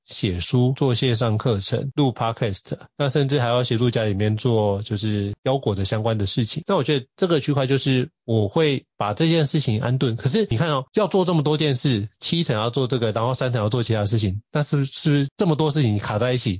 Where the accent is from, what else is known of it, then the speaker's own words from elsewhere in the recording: Taiwan; also born or lived in Miami, United States; 绝对不如你在台湾的方便。毕竟土生土长那么多年